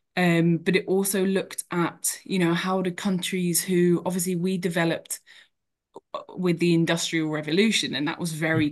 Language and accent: English; Cambridgeshire, East of England, United Kingdom; I grew up in Cambridgeshire